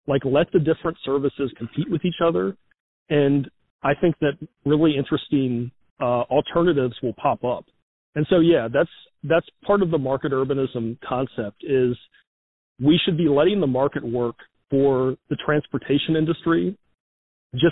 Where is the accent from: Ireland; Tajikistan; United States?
United States; Charlottesville, Virginia; my hometown of Charlottesville